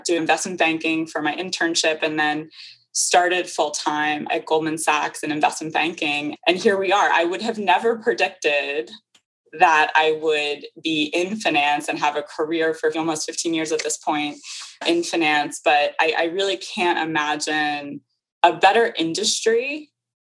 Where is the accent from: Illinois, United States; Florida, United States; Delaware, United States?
Delaware, United States; Wilmington; now in New York, United States; I grew up in Wilmington, Delaware